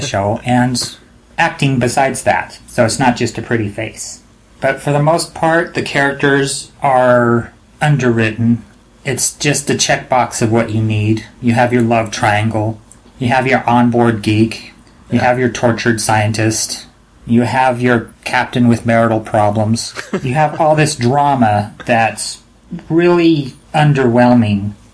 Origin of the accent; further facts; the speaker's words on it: United States; being American